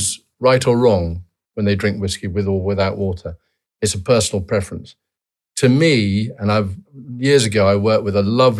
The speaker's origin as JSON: {"language": "English", "town": "Edinburgh", "region": "Scotland", "country": "United Kingdom", "tie": "born or raised there", "said": "I was born at home in Redford near the barracks."}